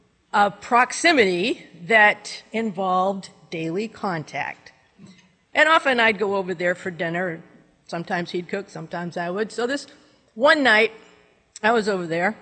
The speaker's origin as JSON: {"language": "English", "region": "New Hampshire", "country": "United States", "tie": "born or raised there", "said": "I was born and raised in New Hampshire, lived here all my life"}